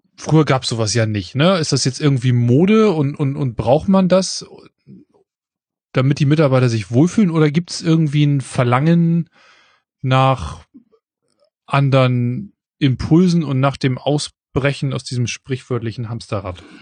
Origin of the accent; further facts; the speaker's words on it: Northern Germany, Germany; accent: nordischer Zungenschlag (northern German); du hast so einen nordischen, so einen nordischen Zungenschlag drauf